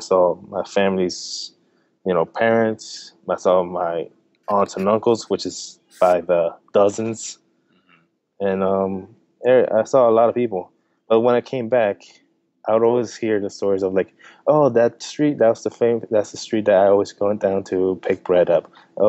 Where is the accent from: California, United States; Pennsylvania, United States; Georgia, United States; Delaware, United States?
Delaware, United States; also born or lived in New Jersey; So I was born in New Jersey. I moved to Delaware in 2000, and that's where I got to meet Yesenia. We met at a young age. Then later on down the road, you know, I grew up in Delaware, all the whole middle school, high school, everything.